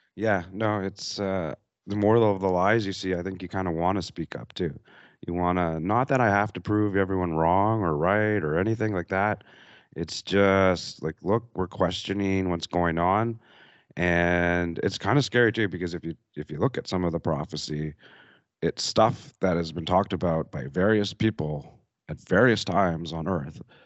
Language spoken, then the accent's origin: English; Canada; moved away; I'm from Canada